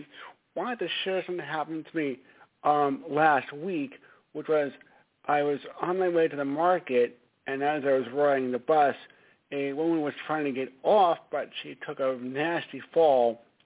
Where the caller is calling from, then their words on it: Stamford, Connecticut, United States; … from Stamford, Connecticut.